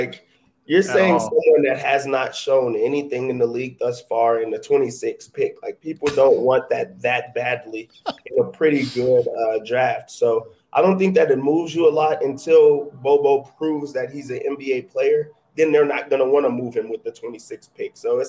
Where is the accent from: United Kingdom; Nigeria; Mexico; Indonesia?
Nigeria; I'm Nigerian.